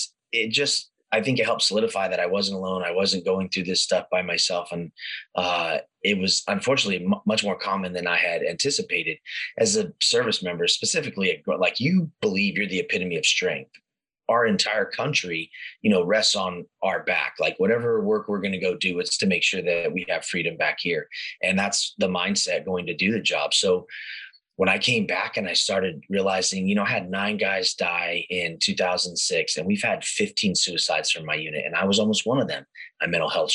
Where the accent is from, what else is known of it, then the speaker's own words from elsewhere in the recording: Northern California, United States; also born or lived in Stockton, California / Sacramento, California; I was born and raised in Northern California